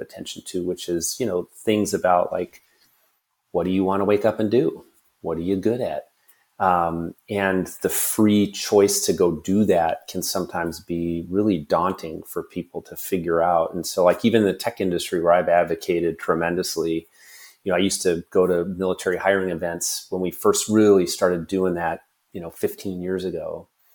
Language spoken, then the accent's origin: English; Washington, United States; my home state